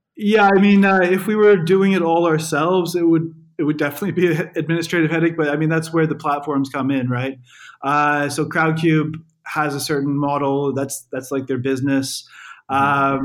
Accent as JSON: {"language": "English", "country": "Canada", "moved": "as an adult", "lives_now": "London, United Kingdom", "said": "I'm I'm from Canada"}